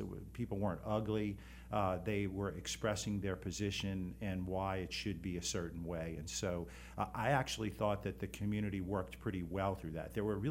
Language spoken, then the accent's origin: English; New Orleans, Louisiana, United States; I'm from New Orleans.